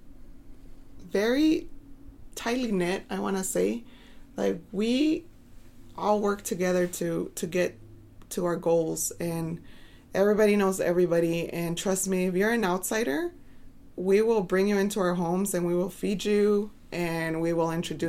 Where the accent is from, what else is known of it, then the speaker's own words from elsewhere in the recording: Chaparral, New Mexico, United States; also born or lived in El Paso, Texas / Juarez, Mexico / La Union, New Mexico / Arizona; I was born in El Paso at Thomason. I lived in Juarez for, I want to say, 5 years. And at that point, my parents moved to La Union, New Mexico. And then after living there for a few years, we moved to Chaparral.